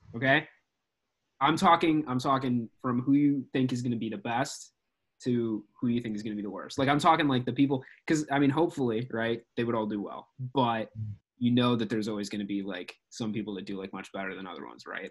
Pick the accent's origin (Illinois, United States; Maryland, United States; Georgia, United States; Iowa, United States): Illinois, United States; I'm in Woodridge. I'm from Illinois